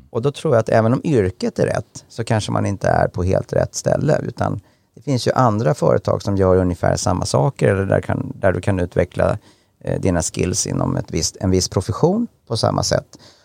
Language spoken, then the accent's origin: Swedish; Enköping, Uppsala County, Sweden; jag kommer från Enköping, en ganska liten ort i, i Mälardalen